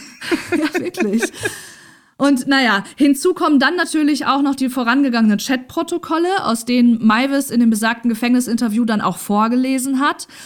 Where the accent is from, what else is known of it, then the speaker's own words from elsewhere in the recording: near Rotenburg an der Fulda, northern Hesse, Germany; moved away as an adult; now in Essen, Germany; ganz in der Nähe des Ortes, wo ich aufgewachsen bin mhm. und meine Jugend verbracht habe